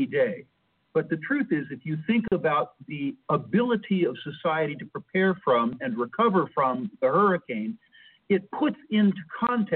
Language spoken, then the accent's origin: English; United States; culturally, I'm American, an old style American